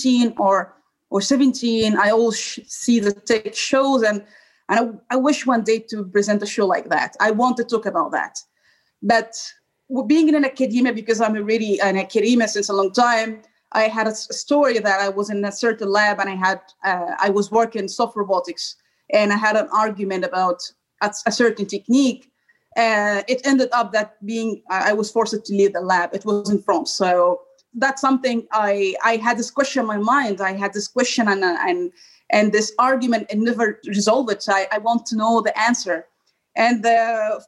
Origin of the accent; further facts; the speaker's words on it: Egypt; moved away as an adult; now in Brussels, Belgium; I'm originally from Egypt and I have been traveling now like 5 years and I have been in different countries